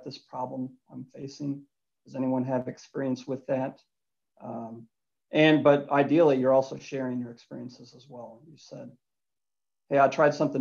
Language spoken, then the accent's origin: English; Louisville, Kentucky, United States; Grew up in Louisville, Kentucky. Went to university there, Louisville Cardinals. As a native